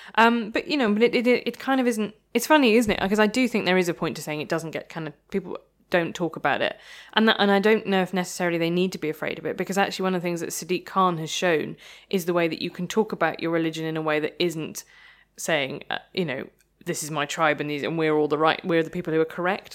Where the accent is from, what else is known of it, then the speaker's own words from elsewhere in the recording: Midlands, United Kingdom; I'm from the Midlands